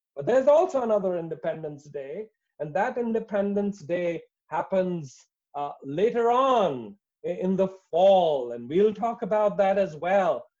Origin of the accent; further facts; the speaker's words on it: India; I come from India